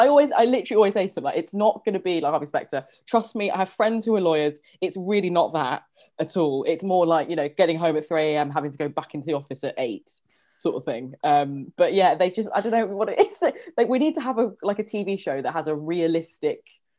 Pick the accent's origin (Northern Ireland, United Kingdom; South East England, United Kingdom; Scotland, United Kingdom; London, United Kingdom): London, United Kingdom; I grew up in Northwest London, like many of us did.